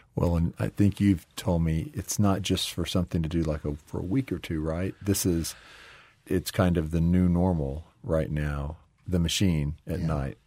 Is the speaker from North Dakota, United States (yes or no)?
no; Texas, United States; moved away; I grew up in Texas